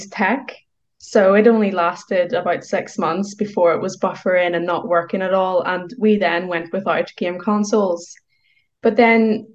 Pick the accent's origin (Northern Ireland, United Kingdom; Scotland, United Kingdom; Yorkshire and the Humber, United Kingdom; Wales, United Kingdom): Northern Ireland, United Kingdom; I grew up in Northern Ireland.